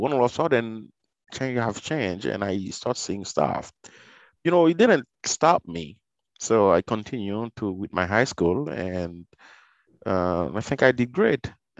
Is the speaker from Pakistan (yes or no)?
no; Port-au-Prince, Ouest, Haiti; because I don't recall when I was growing up in Port-au-Prince, I saw people, dead people, you know.